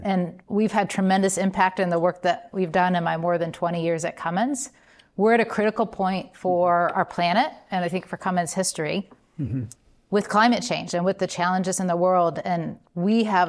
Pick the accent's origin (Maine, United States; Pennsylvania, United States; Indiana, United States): Indiana, United States; Columbus; Growing up in Columbus, Indiana